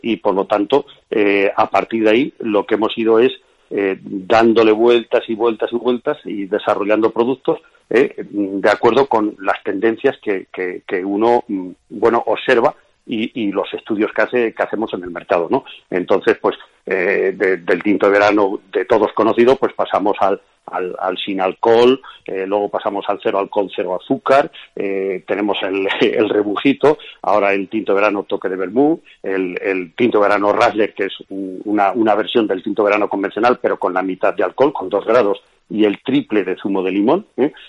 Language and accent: Spanish; Castilla-La Mancha, Spain; soy castellano manchego